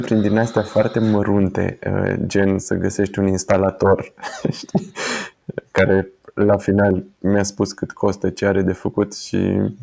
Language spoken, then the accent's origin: Romanian; Timișoara, Timiș County, Romania; suntem din Timișoara